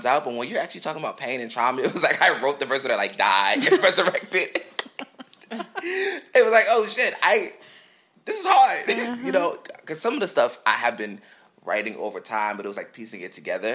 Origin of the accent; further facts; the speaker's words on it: Philadelphia, Pennsylvania, United States; I grew up in North Philly